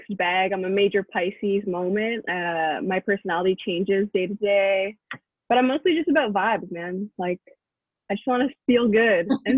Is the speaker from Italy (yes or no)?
no; London, Ontario, Canada; I'm from London, Ontario